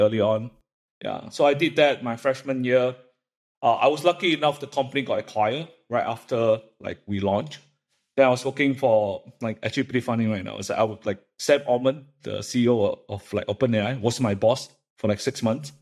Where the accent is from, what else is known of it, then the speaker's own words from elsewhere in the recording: Malaysia; moved away as an adult; also born or lived in Illinois, United States; I grew up in Malaysia